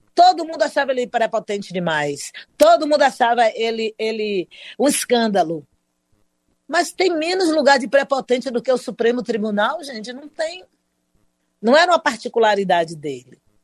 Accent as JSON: {"language": "Portuguese", "town": "Salvador", "region": "Bahia", "country": "Brazil", "said": "sou aqui de Salvador da Bahia, a melhor cidade desse país"}